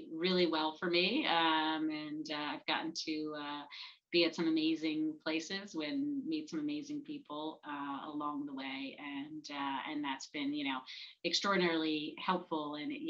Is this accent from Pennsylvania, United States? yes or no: yes; Flourtown, Pennsylvania, United States; I grew up in Flower Town